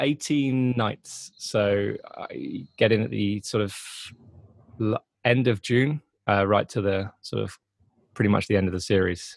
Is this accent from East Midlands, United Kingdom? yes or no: yes; Grantham, East Midlands, United Kingdom; also born or lived in Netherlands / London; now in Leeds, United Kingdom; moved moved to England when I was three months old. I was born in the Netherlands, um, but I uh, yeah I've lived here pretty much my whole life. I used to live uh, in a place called Grantham near Nottingham